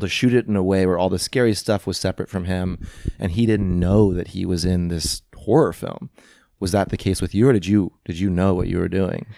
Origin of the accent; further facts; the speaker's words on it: St. Louis, Missouri, United States; moved away; growing up in Saint Louis, I didn't have parents who were actors and models